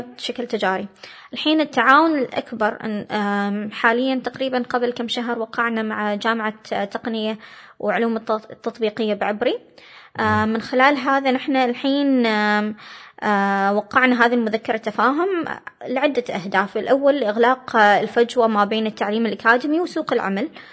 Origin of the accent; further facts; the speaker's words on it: Oman; also born or lived in United States; جاوا عمانيين ثانيين